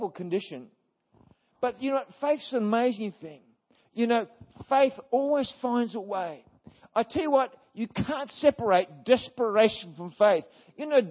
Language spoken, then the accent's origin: English; Brisbane, Queensland, Australia; I was born in Brisbane